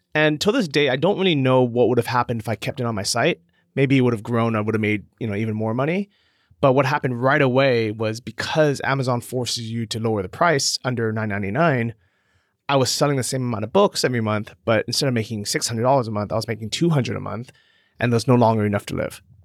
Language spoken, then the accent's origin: English; San Francisco, California, United States; moved away as an adult; also born or lived in Los Angeles, United States; I grew up in California and San Francisco